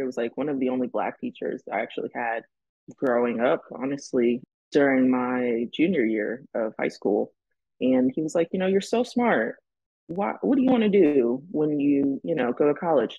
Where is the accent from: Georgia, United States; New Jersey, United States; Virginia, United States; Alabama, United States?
New Jersey, United States; Long Branch; moved away as an adult; also born or lived in Delaware; now in California, United States; I'm from Long Branch, New Jersey